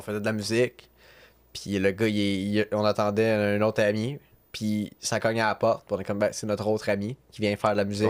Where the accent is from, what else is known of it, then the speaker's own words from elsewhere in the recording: Sorel-Tracy, Quebec, Canada; je viens de Sorel